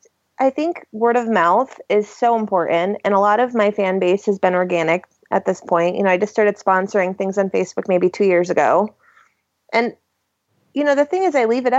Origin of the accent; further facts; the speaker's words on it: Connecticut, United States; moved away; I'm from like this tiny town in Connecticut.